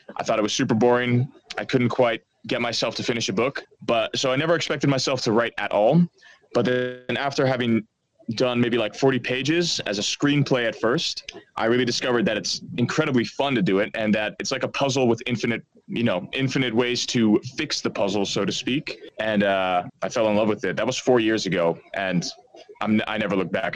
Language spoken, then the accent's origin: English; Netherlands; first language Dutch; English is a second language; moved away as an adult; also born or lived in Amsterdam; I'm, I'm a half American, but I lived in uh, the Netherlands for most of my life